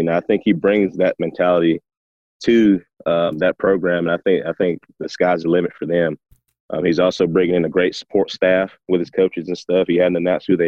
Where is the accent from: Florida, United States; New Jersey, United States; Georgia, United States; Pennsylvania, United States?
Georgia, United States; Tift County; my hometown, Tift County.